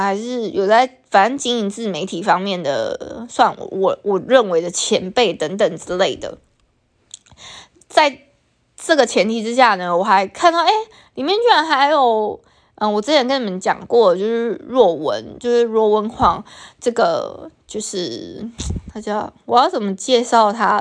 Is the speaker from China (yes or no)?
no; Taiwan; first language Taiwanese Hokkien; Chinese is a second language; 像我对母语的认知是闽南话